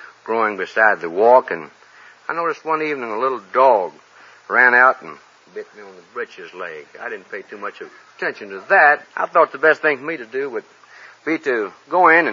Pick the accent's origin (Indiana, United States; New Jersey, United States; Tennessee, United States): Tennessee, United States; Somerville; Somerville, Tennessee.